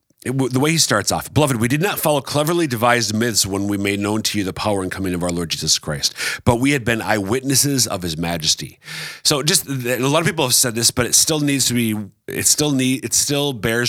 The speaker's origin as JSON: {"language": "English", "region": "Minnesota", "country": "United States", "tie": "born or raised there", "lives_now": "Sioux Falls, United States", "said": "I have almost been in South Dakota longer than I was in my home state of Minnesota."}